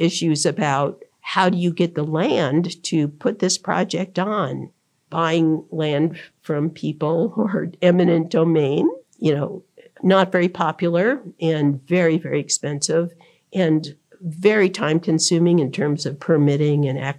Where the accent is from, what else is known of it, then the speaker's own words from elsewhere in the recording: Tucson, Arizona, United States; now in Colorado, United States; I grew up in Tucson. My extended family still lives there. We have a business there. I still consider Tucson my home